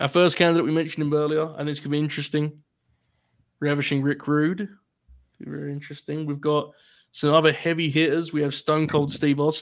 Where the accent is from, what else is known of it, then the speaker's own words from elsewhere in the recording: United Kingdom; being British